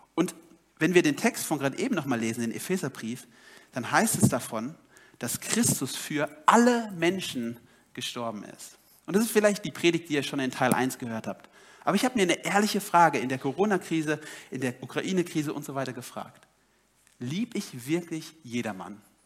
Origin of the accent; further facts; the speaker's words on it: Germany; ich als Deutscher